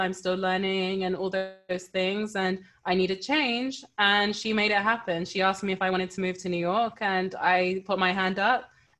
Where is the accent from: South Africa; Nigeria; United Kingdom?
Nigeria; Yeah, that's one thing about being Nigerian. It's a blessing.